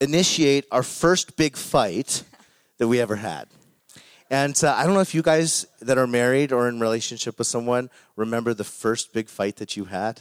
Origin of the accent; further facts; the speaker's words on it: Calgary, Alberta, Canada; moved away as an adult; now in Cold Lake, Canada; I grew up in Calgary